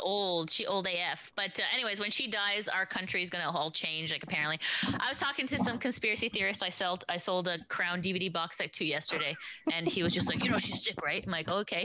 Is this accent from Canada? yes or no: yes; Canada; I'm Italian, but I'm also Canadian